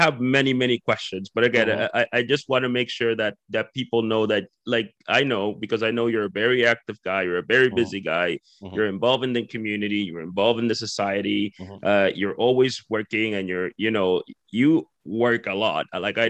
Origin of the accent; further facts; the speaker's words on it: Dominican Republic; I'm Dominican